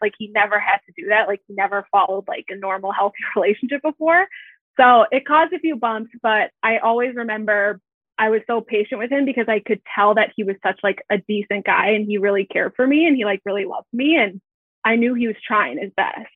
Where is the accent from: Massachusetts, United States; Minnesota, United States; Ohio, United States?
Minnesota, United States; Minneapolis–Saint Paul; I am from the Twin Cities in Minnesota. And I grew up here. So I've been here my whole life.